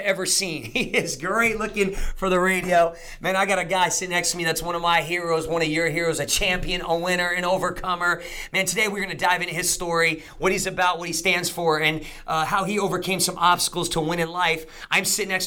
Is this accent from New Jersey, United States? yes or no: yes; New Jersey, United States; moved away; I'm from Jersey